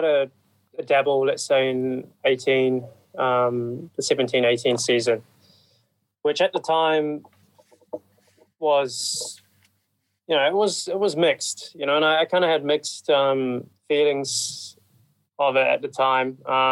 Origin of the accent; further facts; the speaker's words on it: New Zealand; one of my best friends actually, Mitch Evans, you know, we grew up together in New Zealand.